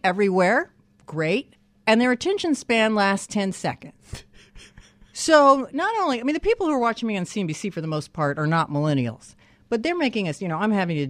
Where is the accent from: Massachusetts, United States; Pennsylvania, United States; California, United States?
California, United States; Canyon Country; Canyon Country.